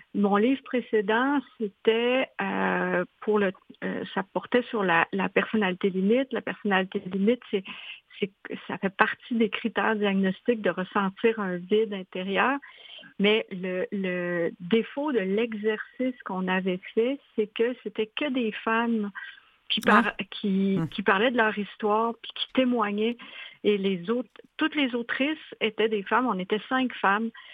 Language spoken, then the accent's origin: French; Quebec, Canada; moved away as an adult; also born or lived in Montreal, Canada; now in Switzerland; je suis québécoise